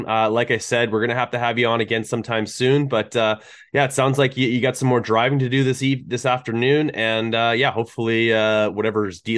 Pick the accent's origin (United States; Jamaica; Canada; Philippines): Canada; I grew up here in Canada